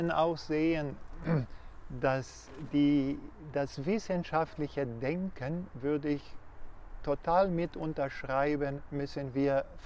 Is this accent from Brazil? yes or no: yes; Brazil; German is a second language; moved away